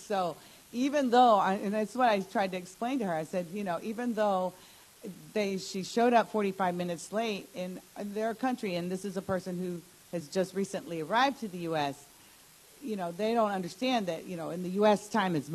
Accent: Bolivia; also born or lived in United States; now in West Virginia, United States; I was born here in the U.S., but I grew up in South America and then came back to the U.S. So it was kind of different, you know. And as a Latina with, um, you know, parents from South America, being here in the U.S.

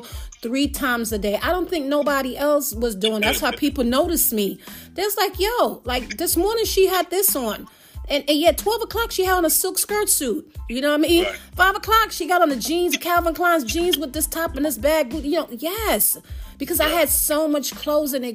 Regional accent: Jamaica; I'm Jamaican

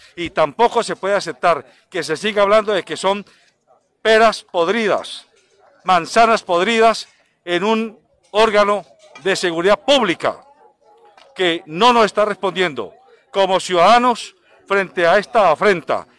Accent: Colombia; mi deber como periodista y como ciudadano colombiano

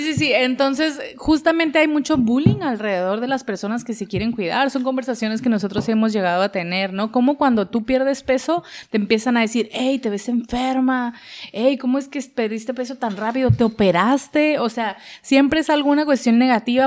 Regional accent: Mexico; a nosotros como sociedad, como mexicanos

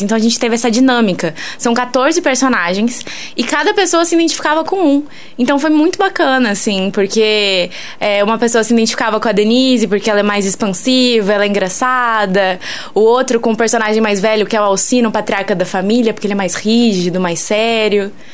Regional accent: interior of São Paulo, Brazil; moved away as an adult; now in São João del-Rei, Brazil; eu venho do interior de São Paulo e aí lá eu atuava num grupo de, desde assim de criança

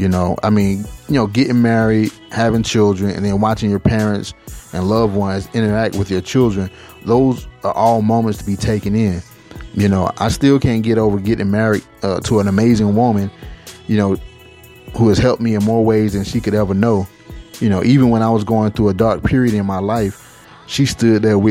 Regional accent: Atlanta, Georgia, United States; moved away as an adult; now in Las Vegas, United States; I recently moved from my hometown in Atlanta, Georgia to Las Vegas

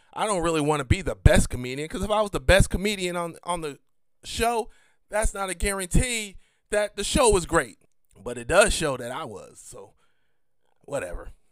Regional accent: United States; me as an American

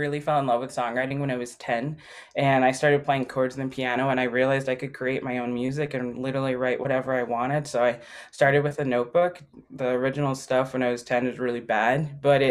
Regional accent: Milwaukee, Wisconsin, United States; I was born in Milwaukee

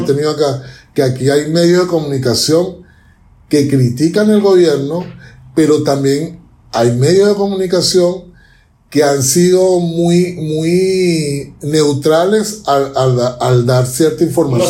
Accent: Venezuela; now in Chile; yo como venezolano

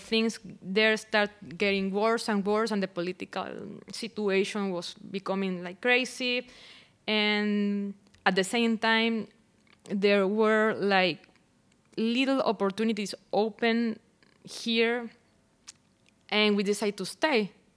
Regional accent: Barquisimeto, Lara, Venezuela; English is a second language; moved away as an adult; I am originally from Barquisimeto

